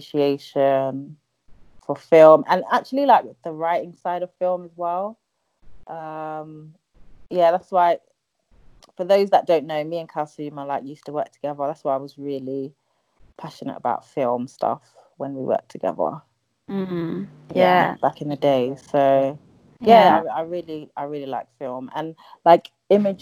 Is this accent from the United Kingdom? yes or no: yes; London, United Kingdom; I live in London. I'm from Ghana. Born and bred in London, but I consider myself Ghanaian.